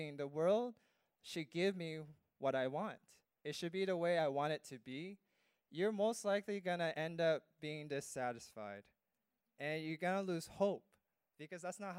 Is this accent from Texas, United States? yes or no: no; California, United States; moved away as an adult; now in Guam; I grew up in California